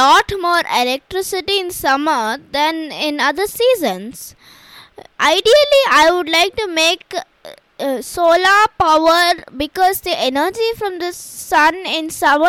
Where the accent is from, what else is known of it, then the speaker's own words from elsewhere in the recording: India; I am from India and I am 10 years old.